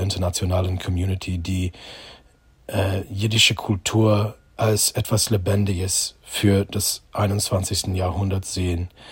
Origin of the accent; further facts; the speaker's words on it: United States; German is a second language; moved away as an adult; now in Germany; Ich bin Amerikaner. Ich bin jüdisch. Ich wohne in Deutschland seit 18 Jahren